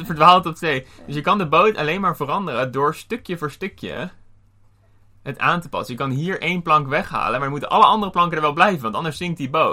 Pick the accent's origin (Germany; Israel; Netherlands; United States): Netherlands; als Nederlanders